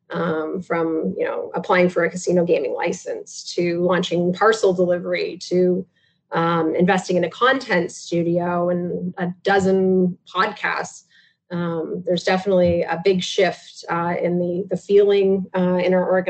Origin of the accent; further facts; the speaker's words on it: Listowel, Ontario, Canada; also born or lived in Mount Forest / Tillsonburg; Listowel, Listowel, Mount Forest, uh, and Tillsonburg would be the, the the big three from my childhood for sure.